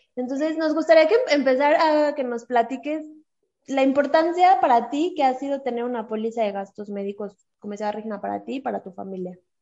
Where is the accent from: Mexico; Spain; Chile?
Mexico; Somos mujeres mexicanas